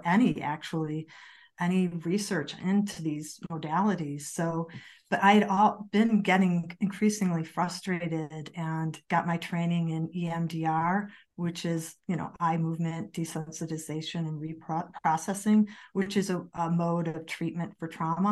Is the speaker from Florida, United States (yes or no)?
no; Chicago, Illinois, United States; moved away as an adult; now in Colorado, United States; I'm actually from Chicago